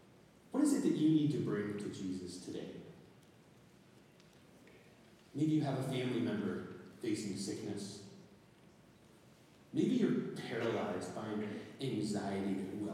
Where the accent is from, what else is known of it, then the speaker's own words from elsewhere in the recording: Nebraska, United States; also born or lived in Japan / Pennsylvania, United States / Indiana, United States / New York, United States; now in Minnesota, United States; And you know, I'm from Nebraska. I've lived in Japan, I've lived in Pennsylvania, Indiana, New York, and we have snow in these places.